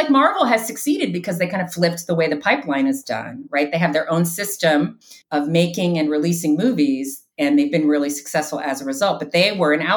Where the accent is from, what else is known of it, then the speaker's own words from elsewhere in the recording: Chicago, Illinois, United States; I grew up near Second City in Chicago, and we'd go to the free improv shows at Second City